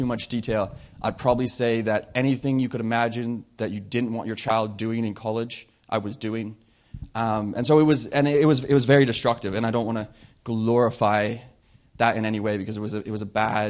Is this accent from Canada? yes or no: yes; Whistler, British Columbia, Canada; moved away; I grew up in Whistler, and I grew up in a Christian home